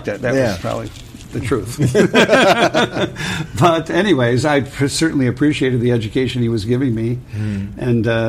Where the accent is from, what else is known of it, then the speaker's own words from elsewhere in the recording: Rochester, New York, United States; I'm from Rochester, New York, so that's an accent